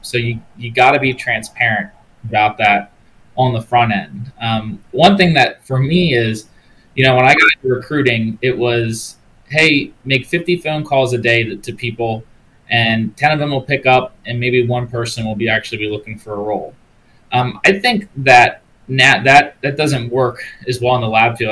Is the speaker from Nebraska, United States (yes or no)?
no; Maryland, United States; my home state of Maryland